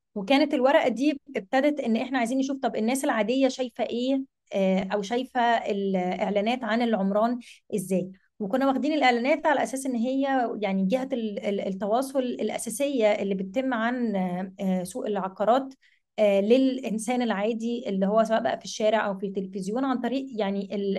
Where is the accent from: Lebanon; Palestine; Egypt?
Egypt; احنا في مصر